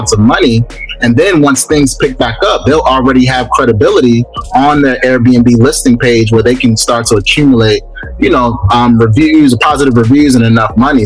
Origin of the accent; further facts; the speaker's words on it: Baltimore, Maryland, United States; now in Atlanta, United States; I'm actually from Baltimore. Grew up in Baltimore. West side of Baltimore. Came down to Atlanta